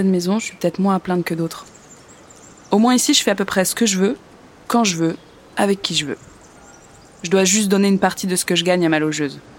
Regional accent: Nantes, Pays de la Loire, France; moved away as an adult; now in Paris, France; Euh, je suis nantaise. J'ai rencontré un homme là-bas. Je vous passe les détails, mais il m'a abandonnée.

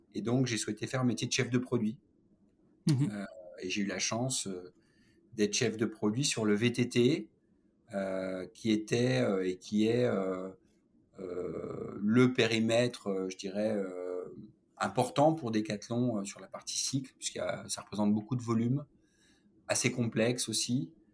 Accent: Saône-et-Loire, Bourgogne-Franche-Comté, France; also born or lived in Auch, Gers (birthplace, south-west France); mon père a été muté en Saône-et-Loire

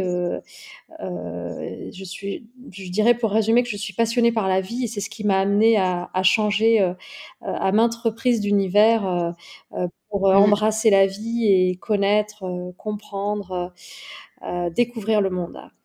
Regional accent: near Toulouse, Occitania, France; la ville dans laquelle j'ai grandi, près, près de Toulouse

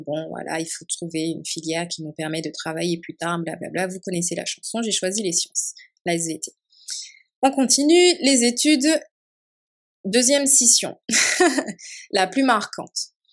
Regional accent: Martinique; moved away; also born or lived in Montpellier, France; je suis martiniquaise, donc je suis née, j'ai grandi en Martinique

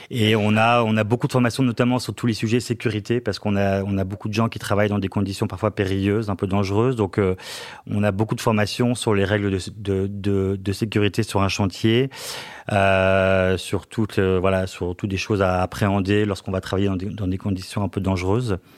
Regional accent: Lille, Hauts-de-France, France; Oui, alors après, je viens de Lille. Hein. donc, dans Lille, à Lille, on boit plutôt de la bière que du vin.

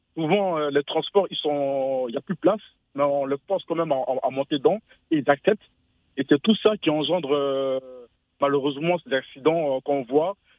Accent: Côte d’Ivoire; moved away; also born or lived in Europe; en tant qu'Ivoirien

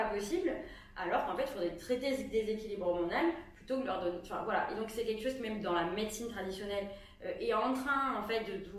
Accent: Aveyron, Occitania, France; je viens de l'Aveyron

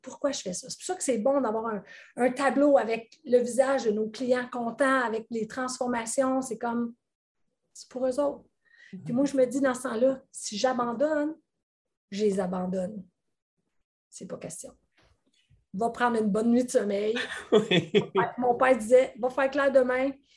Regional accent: Quebec, Canada; accent: Québécois; mon accent québécois

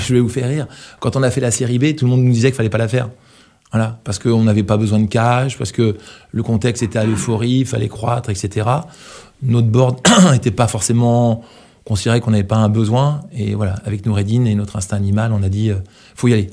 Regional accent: Brittany, France; quand on est breton

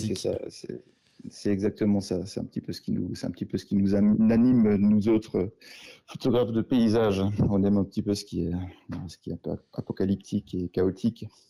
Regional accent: Munster Valley, Grand Est, France; also born or lived in Colmar / Eguisheim; je suis issu de la vallée de Münster

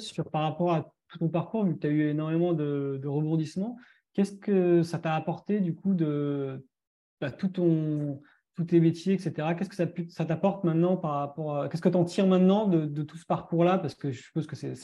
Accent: France; chez nous en France

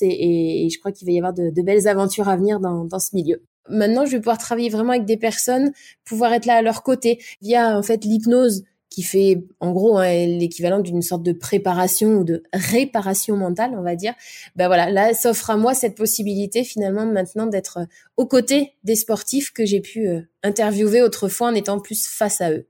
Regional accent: Nantes, Pays de la Loire, France; also born or lived in Vendée; Je suis née à Nantes, Nantes même, à quelques kilomètres, à quelques mètres, on va dire même, du stade de la Beaujoire

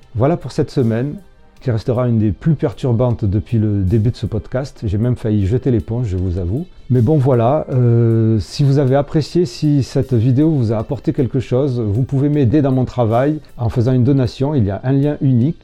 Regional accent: Marseille, Provence-Alpes-Côte d'Azur, France; accent: marseillais; ma voix et mon accent marseillais

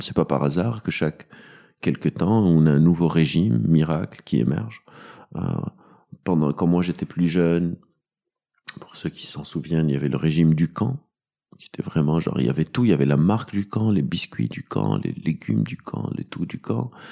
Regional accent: Lebanon; moved away as an adult; now in Paris, France; J'ai, j'ai grandi au Liban, donc j'étais au Liban.

